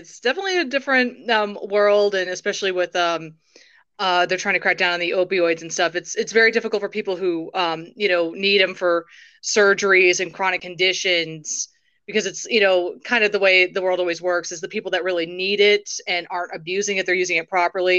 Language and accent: English; Englewood, Colorado, United States; I'm from Inglewood, Colorado. I've lived in Colorado my whole life